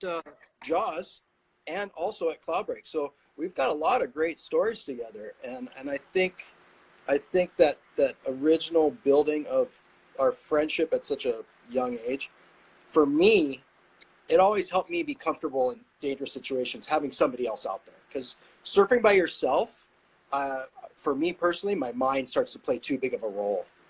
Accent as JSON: {"language": "English", "town": "Kailua", "region": "Hawaii", "country": "United States", "tie": "born or raised there", "said": "I grew up in Kailua"}